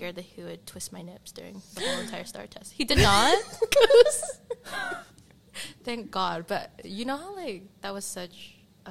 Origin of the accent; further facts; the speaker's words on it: Texas, United States; also born or lived in Sacramento, California; now in California, United States; I am from Texas.